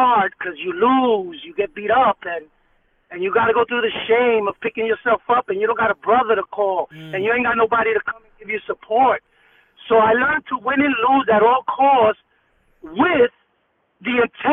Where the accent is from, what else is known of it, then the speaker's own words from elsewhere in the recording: New York City, New York, United States; East New York, Brooklyn was the area that I was raised